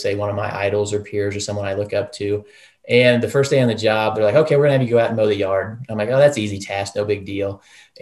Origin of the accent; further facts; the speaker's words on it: Ravenwood, Missouri, United States; also born or lived in Maryville, Missouri; I grew up in Ravenwood, which is a small town.